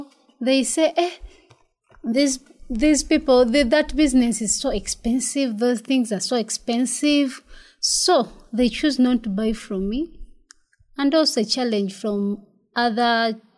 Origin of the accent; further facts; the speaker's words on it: Kyotera? district, Central Region of Uganda, Uganda; also born or lived in Kalagala, Mpigi District, Uganda; I grew up from the central region of Uganda in Chivoga district